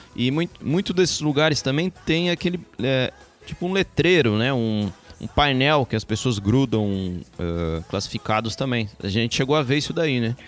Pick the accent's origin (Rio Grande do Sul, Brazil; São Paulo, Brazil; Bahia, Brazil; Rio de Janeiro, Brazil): São Paulo, Brazil; moved away as an adult; also born or lived in London, United Kingdom / Guarulhos, Brazil; A gente, a gente nasceu no Brasil